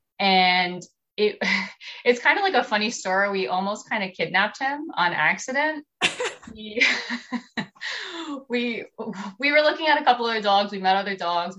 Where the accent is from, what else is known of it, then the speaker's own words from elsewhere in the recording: New Jersey, United States; I'm from New Jersey